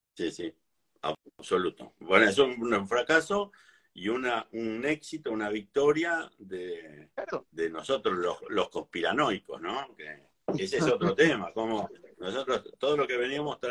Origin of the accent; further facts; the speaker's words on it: Mar del Plata, Buenos Aires Province, Argentina; yo nací en Mar del Plata y toda la vida hice lo mismo? Trabajé acá, yo hice... Siempre, salvo cuando estudié en La Plata, después siempre viví acá